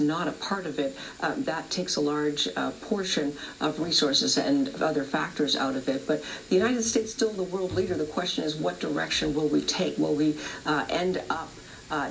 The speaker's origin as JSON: {"language": "English", "town": "Toronto", "region": "Ontario", "country": "Canada", "said": "I'm from the Big Smoke, the 416, the TO, Toronto"}